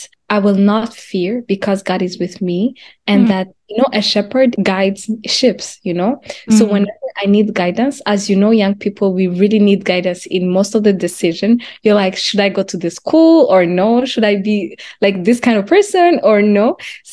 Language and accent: English; Kigali, Rwanda; moved away as an adult; now in Canada; I was born and raised in Rwanda. I think I came here at 18. So I came in Canada at 18 years old